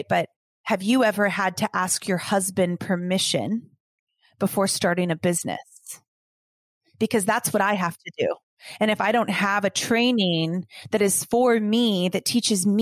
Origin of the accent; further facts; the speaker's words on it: Los Angeles, California, United States; I grew up a dancer in Los Angeles